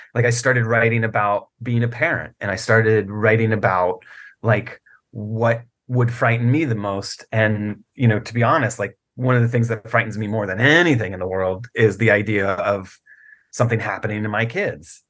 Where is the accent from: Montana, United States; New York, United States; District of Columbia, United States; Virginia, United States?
Virginia, United States; I grew up in Virginia